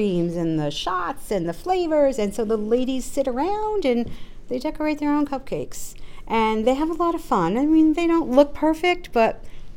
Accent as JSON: {"language": "English", "region": "Connecticut", "country": "United States", "moved": "yes", "said": "I'm originally from Connecticut"}